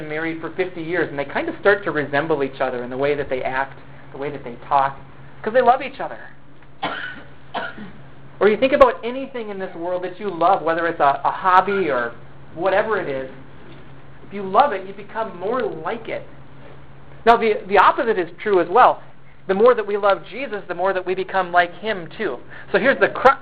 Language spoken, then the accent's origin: English; United States; also born or lived in China; I am an American